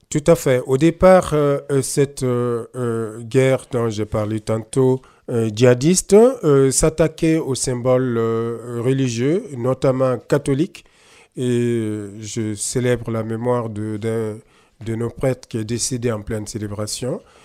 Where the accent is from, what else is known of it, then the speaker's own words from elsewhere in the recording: Burkina Faso; first language Mooré; French is a second language; Au Burkina, euh, ma langue maternelle, c'est le Moré